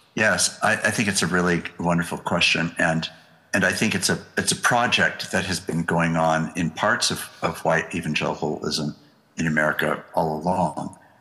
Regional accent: United States; as an American

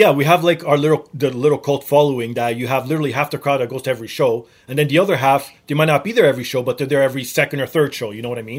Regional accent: Canada; Well, obviously, being Canadian

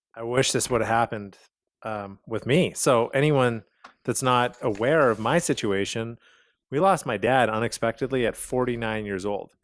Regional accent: Calgary, Alberta, Canada; moved away; I'm originally from Calgary, Canada

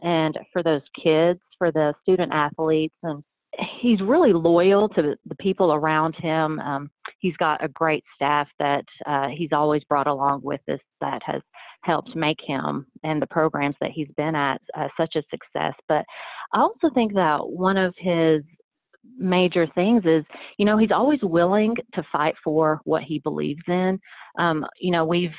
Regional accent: Athens, Tennessee, United States; also born or lived in Iran; I'm originally from the Middle East, and we came to the United States when I was a young kid, so I was about 3 years old, and we moved to a small town of Athens, Tennessee

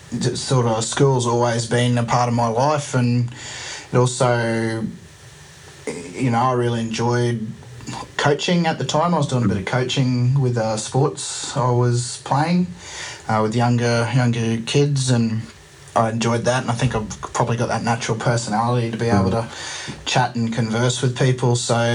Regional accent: Townsville, Queensland, Australia; moved away as an adult; also born or lived in Northern Territory; I grew up in Townsville.

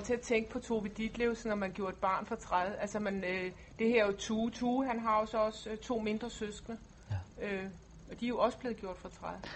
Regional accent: Lolland, Zealand, Denmark; moved away; jeg kommer også ned fra Lolland, hvor man banner

